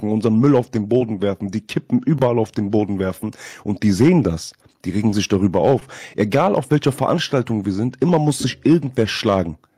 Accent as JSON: {"language": "German", "region": "Trabzon", "country": "Turkey", "said": "Ich bin Türke durch und durch, ich bin Trabzon durch, ich bin Türke durch und durch."}